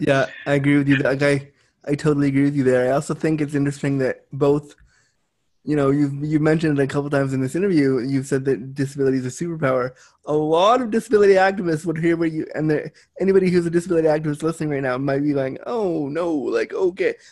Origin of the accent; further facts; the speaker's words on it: Canada; I am Canadian.